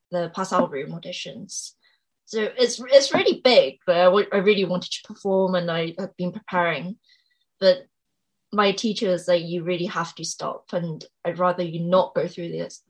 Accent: England, United Kingdom; also born or lived in Seoul, South Korea; I was born in Seoul in South Korea. And then I moved to England when I was about 5

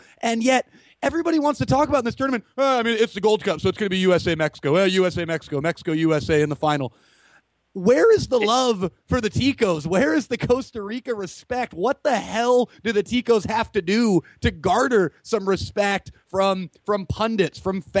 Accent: Canada; This is a trying task for me as a Canadian to watch these guys.

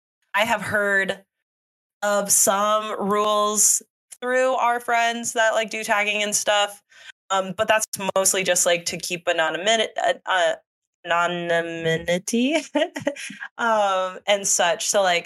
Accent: Nashville, Tennessee, United States; like I love that I am from Nashville, live in Nashville, we're Nashville, Nashville people, Nashville, Nashville

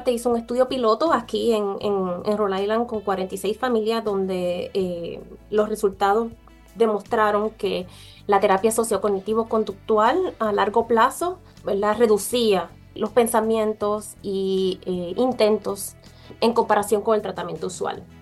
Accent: Orocovis, Puerto Rico; yo soy original de Puerto Rico también. nací, eh, ¿verdad?, allá en Puerto Rico, fui criada en Orocovis

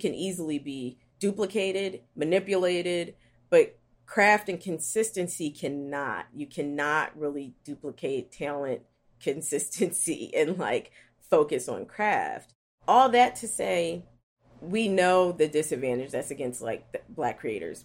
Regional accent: Philadelphia, Pennsylvania, United States; I am from West Philly.

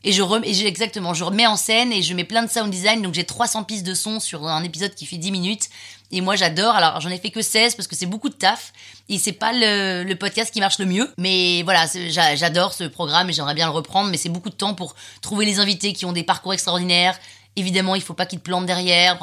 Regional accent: Saint-Cloud, Île-de-France, France; also born or lived in London / Nantes; now in Paris, France; Je suis née à Londres, j'ai vécu 8 ans à Londres. Et puis ensuite, on est arrivé à Saint-Cloud, euh, pendant, à Paris pendant six mois, et puis après on est arrivé à Saint-Cloud

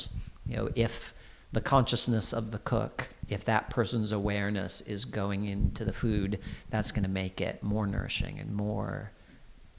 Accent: Iowa, United States; now in London, United Kingdom; I was born and grew up in Iowa, in the Midwest of America

